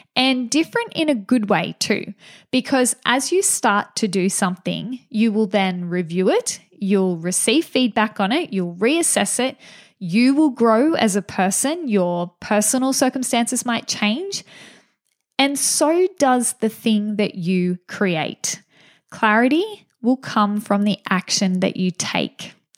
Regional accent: Gunnedah, New South Wales, Australia; I'm from a small town in regional New South Wales called Gunnedah

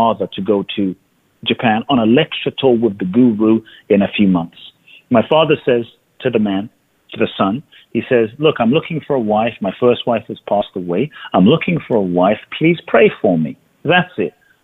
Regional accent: London, United Kingdom; moved away as an adult; I grew up in London

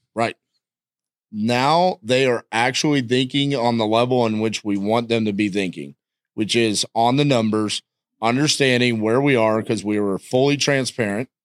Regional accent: Texas, United States; I'm from Texas

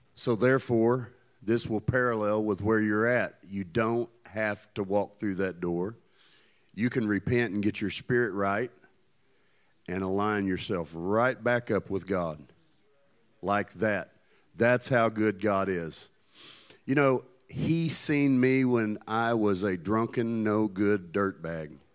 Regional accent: Tennessee, United States; I come from Tennessee

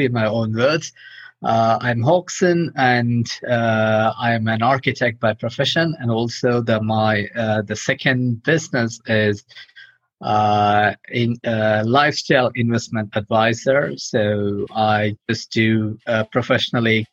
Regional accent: India; moved away as an adult; also born or lived in Europe; I'm from India. I left India a few years ago. I got trained as an architect in India

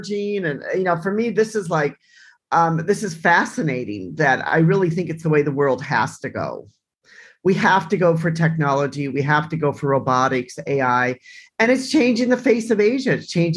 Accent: United States; I'm American

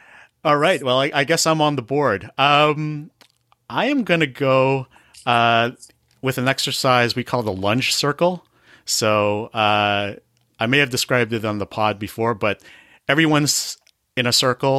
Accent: Toronto, Ontario, Canada; I was born and raised. I was raised in Scarborough

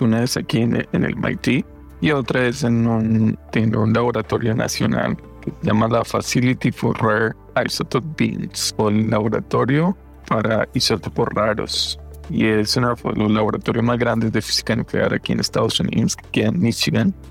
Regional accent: Fresno, Tolima, Colombia; moved away; nosotros vivíamos en un pueblito, como, me comentabas, en Fresno, Tolima

